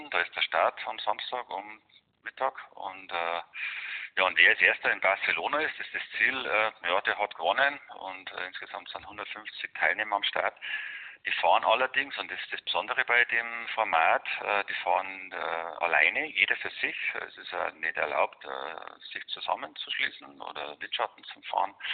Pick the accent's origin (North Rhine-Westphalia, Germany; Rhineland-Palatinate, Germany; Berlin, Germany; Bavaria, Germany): Bavaria, Germany; Garching an der Alz; Ich sitze jetzt da gerade, wo ich geboren bin, im Chiemgau, in Garching an der Alz. Da habe ich äh ja, jetzt seit 57 Jahre meines Lebens verbracht, äh, mehr oder weniger.